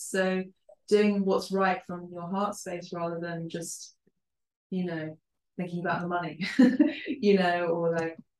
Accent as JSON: {"language": "English", "region": "London", "country": "United Kingdom", "tie": "born or raised there", "first_language": "Spanish and Italian", "second_language": "English", "said": "I was born in London and raised in London"}